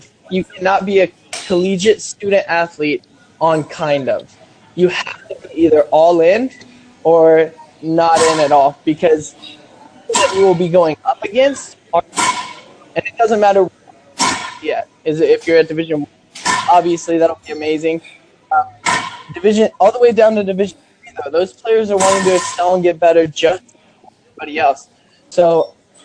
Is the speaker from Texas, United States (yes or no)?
yes; Odessa, Texas, United States; moved away as an adult; now in Wichita, United States; I am from Odessa, Texas